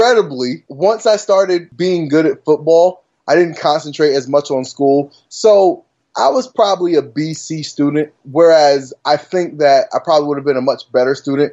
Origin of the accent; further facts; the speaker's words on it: New Haven, Connecticut, United States; also born or lived in Richmond County, North Carolina; when I was a kid, I grew up in rural North Carolina, Richmond County to be exact. And I lived down there until I was about like 10 years old. Then from the age of, you know, about 10 on up, I lived in New Haven, Connecticut.